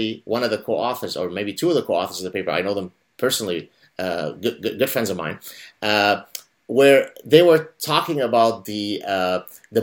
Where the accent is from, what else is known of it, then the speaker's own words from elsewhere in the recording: Canada; now in Montreal, Canada; a Canadian sitting in Montreal